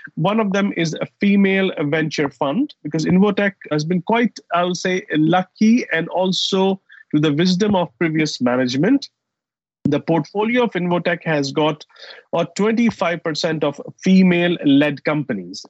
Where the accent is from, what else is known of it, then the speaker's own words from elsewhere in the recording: Saudi Arabia; also born or lived in United States / Dubai; now in London, United Kingdom; I grew up in Saudi Arabia and I have lived in US, in Dubai, and of course living in London for last 15 years